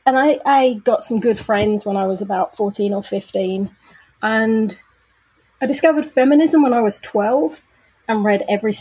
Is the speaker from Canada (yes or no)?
no; Brighton, South East England, United Kingdom; also born or lived in London / Manchester; now in Leeds, United Kingdom; I grew up in Brighton, a town on the south coast, 52 miles from London. Then I went to college in London. Then I moved home to Brighton, and then I lived in Manchester for a year and Leeds for 2 years.